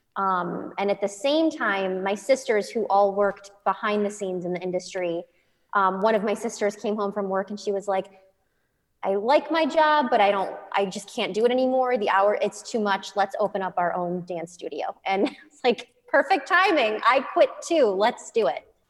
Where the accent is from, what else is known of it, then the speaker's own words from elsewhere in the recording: Midwest, United States; moved away; I grew up in the Midwest